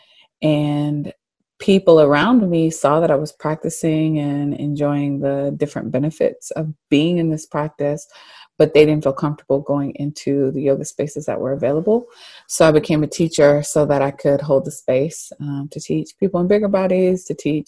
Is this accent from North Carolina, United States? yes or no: yes; Charlotte, North Carolina, United States; I was born and raised in Charlotte